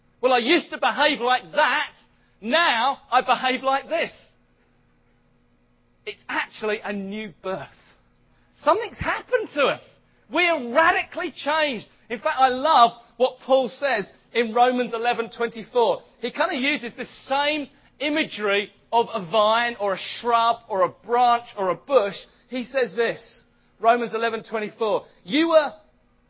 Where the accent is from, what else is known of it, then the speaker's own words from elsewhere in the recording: United Kingdom; I'm British. I know I'm British because I was born in Britain